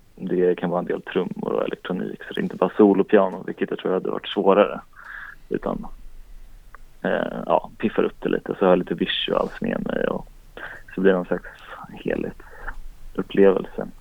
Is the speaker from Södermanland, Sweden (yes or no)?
yes; Strängnäs, Södermanland, Sweden; moved away; also born or lived in Linköping / Stockholm; jag kom från Strängnäs i kulturskolan och så började jag spela en massa lokala band